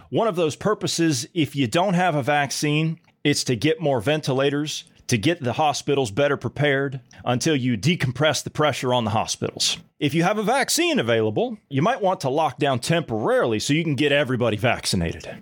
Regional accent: Midwest, United States; the Midwestern people

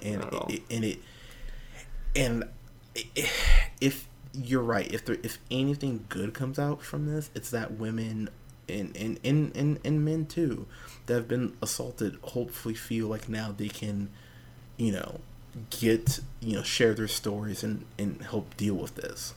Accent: Pismo Beach, California, United States; I grew up in Pismo Beach, California.

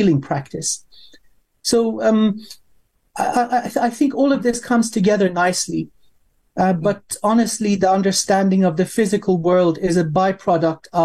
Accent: Iran; moved away; I was born in Iran

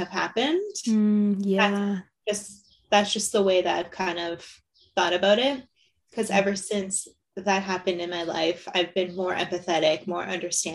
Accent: Windsor, Ontario, Canada; born and raised in Windsor.

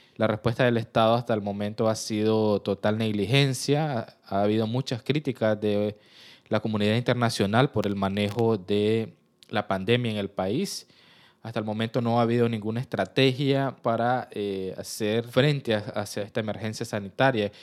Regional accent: Nicaragua; yo soy periodista nicaragüense

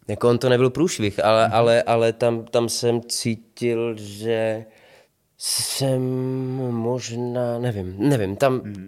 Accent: Prostějov, Olomouc Region, Czechia; now in Ostrava, Czechia; potom jsme se přestěhovali do Prostějova a tam už to začalo. Dramaťáček na škole, eh, základní umělecká škola, amatérské divadlo

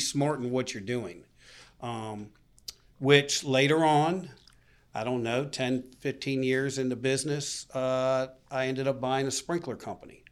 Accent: Boca Raton, West Palm Beach, South Florida, United States; growing up in Florida

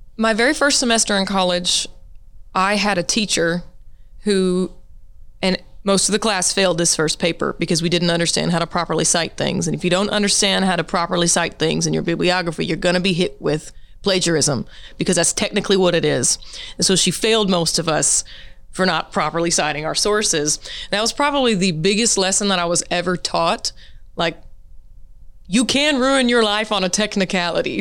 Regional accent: Monroe, Louisiana, United States; also born or lived in Siloam Springs, Arkansas; now in Fayetteville, United States; I was born in Monroe, Louisiana. I, uh, you know, my whole family's from that area

